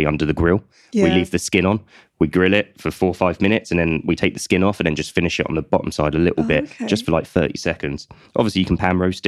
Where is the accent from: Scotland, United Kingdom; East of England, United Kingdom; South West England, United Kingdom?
East of England, United Kingdom; Colchester; I'm from Colchester